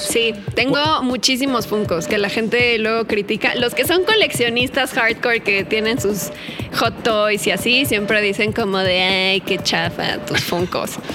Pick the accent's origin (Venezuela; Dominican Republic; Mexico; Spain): Mexico; Naucalpan, State of Mexico; Crecí aquí en la Ciudad de México, toda mi vida he vivido aquí.